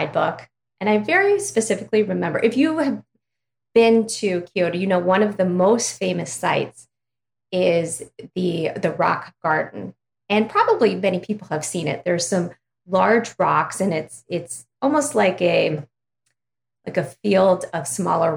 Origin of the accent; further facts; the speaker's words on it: Ohio, United States; I'm from Ohio, little town in Ohio